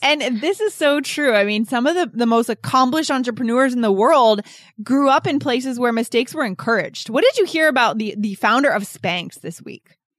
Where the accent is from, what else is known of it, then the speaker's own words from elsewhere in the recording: Colombia; English is a second language; I'm from Colombia